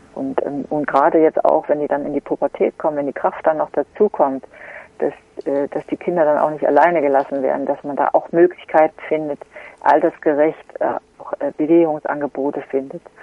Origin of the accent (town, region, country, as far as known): Gera, Thuringia, Germany; born or raised there